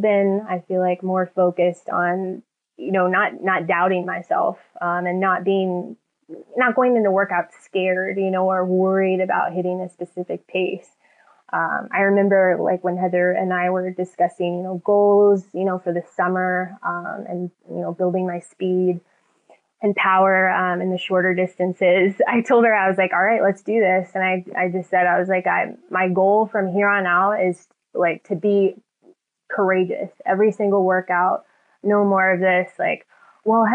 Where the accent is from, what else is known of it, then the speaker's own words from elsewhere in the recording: San Diego, California, United States; my hometown of San Diego